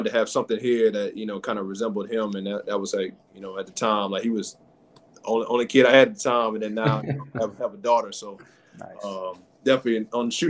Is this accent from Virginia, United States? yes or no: no; Louisiana, United States; moved away; also born or lived in Philadelphia, Pennsylvania; I'm from Louisiana